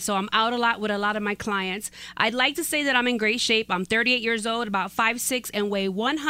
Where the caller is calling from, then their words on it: Brighton, Colorado, United States; I am from Brighton, Colorado.